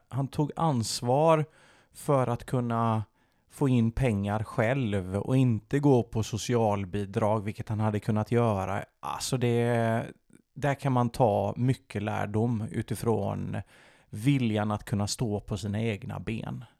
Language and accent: Swedish; Sweden; jag kan prata svenska och jag är född i Sverige